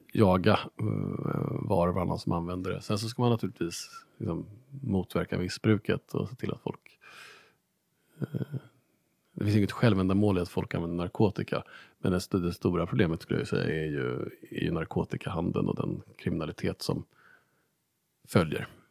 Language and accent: Swedish; Stockholm, Stockholm County, Sweden; now in Lund, Sweden; kom jag då som, som stockholmare